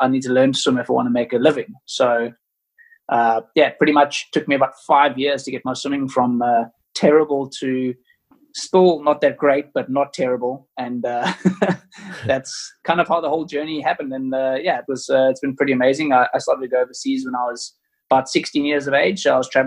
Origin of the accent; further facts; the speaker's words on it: Cape Town, Western Cape, South Africa; I grew up on a farm just outside of Cape Town